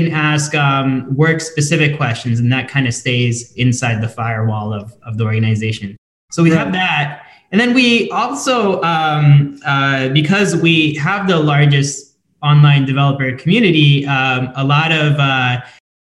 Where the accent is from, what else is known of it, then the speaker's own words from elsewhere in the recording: Delaware, United States; we're both from Delaware